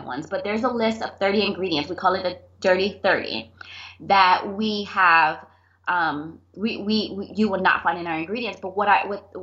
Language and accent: English; Miami, Florida, United States; I was born and raised here in Miami, South Florida